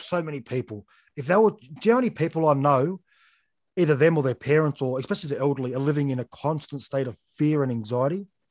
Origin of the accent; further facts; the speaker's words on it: Australia; as an Australian